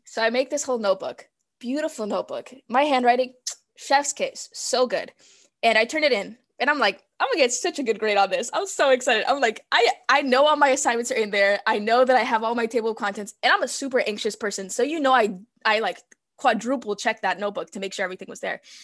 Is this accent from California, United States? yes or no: yes; California, United States; first language Spanish; English is a second language; also born or lived in Mexico; I was born in California